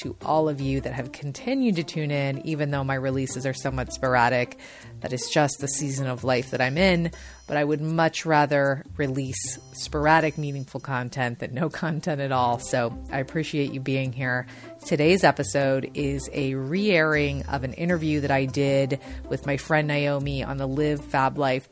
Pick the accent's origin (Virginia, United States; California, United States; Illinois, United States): Illinois, United States; Chicago; now in San Diego, United States; I live in San Diego, but I am formerly from Chicago